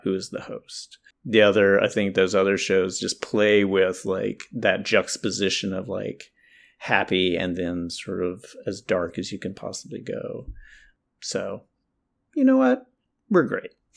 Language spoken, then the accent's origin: English; North Carolina, United States; I'm from North Carol, I'm from the South, North Carolina